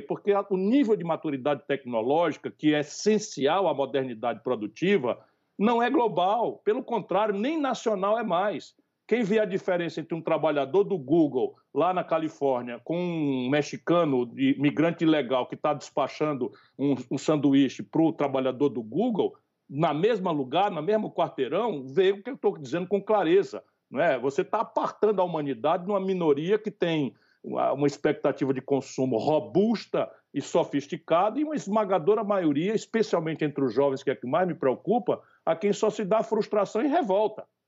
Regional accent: Northeast Brazil, Brazil; accent: nordestino; sou chamado de coroné com esse lindo sotaque nordestino, porque sou daqui

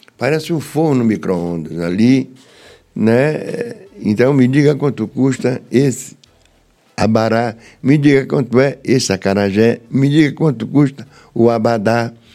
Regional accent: Salvador, Bahia, Brazil; eu nasci na Rua do Céu. Número 88, na Liberdade

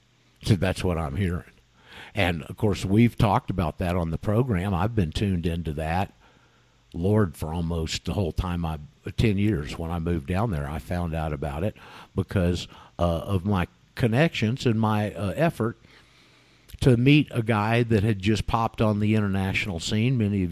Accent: United States; now in Mendoza, Argentina; I'm an American, live out here in Mendoza.

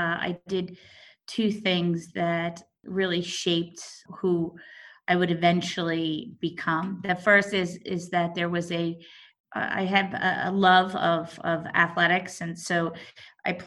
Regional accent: South Orange, New Jersey, United States; I grew up here in New Jersey, South Orange

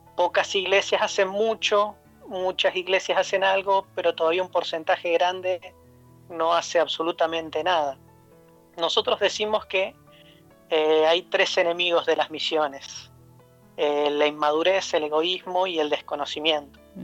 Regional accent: Neuquén, Argentina; moved away as an adult; also born or lived in Buenos Aires, Argentina / Poland; now in Latvia; yo nací en Argentina, en la ciudad de Neuquén, que es en la Patagonia

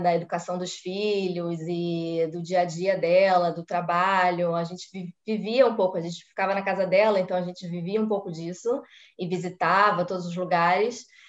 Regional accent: Rio de Janeiro, Brazil; moved away as an adult; also born or lived in Copacabana; now in Israel; morei a vida inteira na Tijuca, sou tijucana. Eu nasci, cresci, vivi e morei na Tijuca

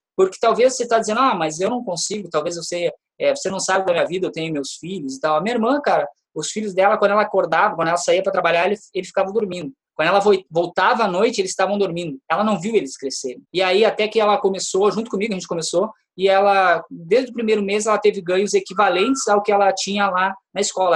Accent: Brazil; Estou falando isso como brasileiro, eu adoro o meu país

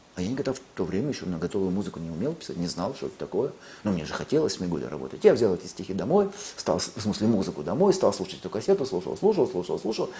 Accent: Lviv, Lviv Oblast, Ukraine; now in Russia; я ведь родился во Львове, на Украине

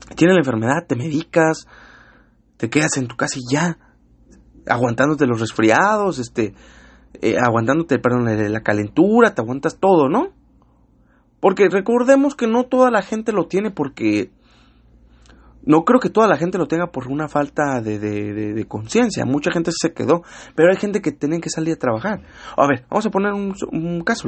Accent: Mexico City, Mexico; moved away; soy chilango, pero ya llevo mucho aquí, yo ya me considero un norteño

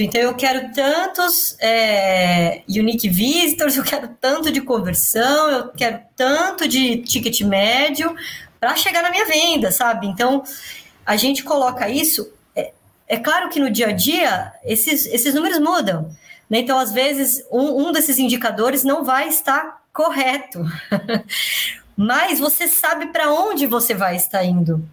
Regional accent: São Paulo, Brazil; eu cresci, eu nasci no Belenzinho, eu cresci no Tatuapé

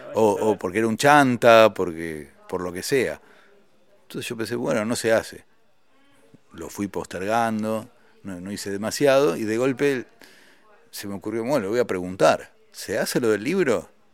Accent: Argentina; moved away as an adult; also born or lived in France; siendo un solista argentino

